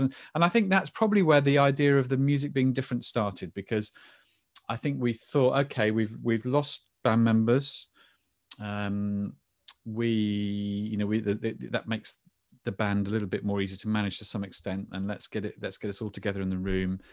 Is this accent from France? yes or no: no; England, United Kingdom; I'm very English